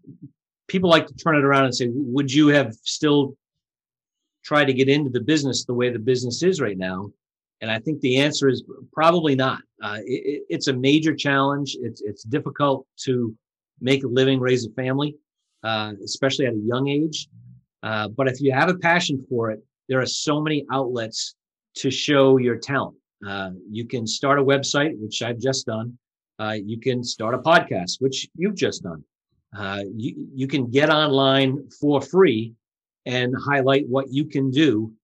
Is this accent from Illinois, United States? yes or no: no; Coventry, Rhode Island, United States; also born or lived in Providence, Rhode Island; I'm born and raised in Rhode Island.